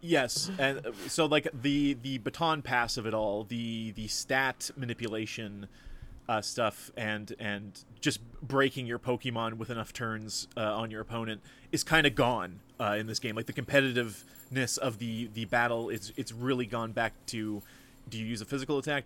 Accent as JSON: {"language": "English", "country": "Canada", "said": "as a Canadian"}